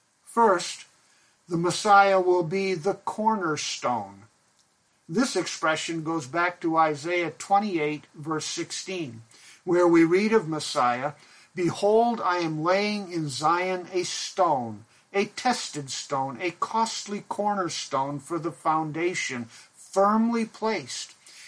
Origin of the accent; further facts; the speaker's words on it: Pakistan; now in United States; When my brother and I were growing up in Pakistan, we had two sheep. We lived on the mission compound, where there was a cow, a flock of geese, chickens, and our two sheep.